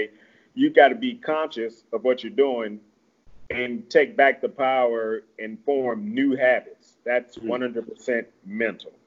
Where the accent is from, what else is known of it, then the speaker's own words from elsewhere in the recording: Midwest, United States; now in Mesa, United States; I'm from the Midwest, heavy meat and potato country